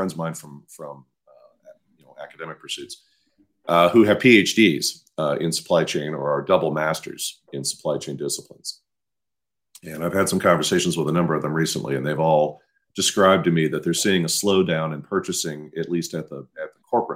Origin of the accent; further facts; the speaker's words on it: Midwest, United States; moved away; I'm from the Midwest